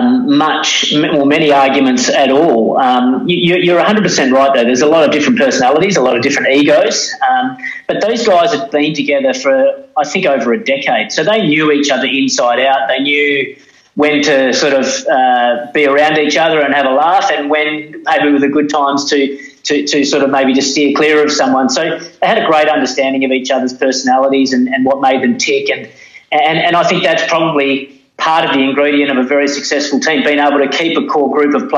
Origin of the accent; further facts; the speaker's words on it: Australia; as an Australian